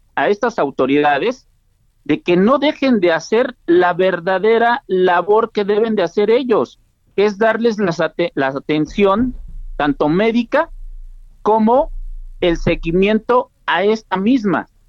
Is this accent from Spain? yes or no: no; Mexico; como mexicanos